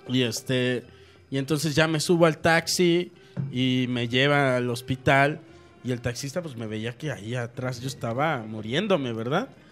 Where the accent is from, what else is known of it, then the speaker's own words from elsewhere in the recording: Mexico; me dio esta onda que te da como mexicano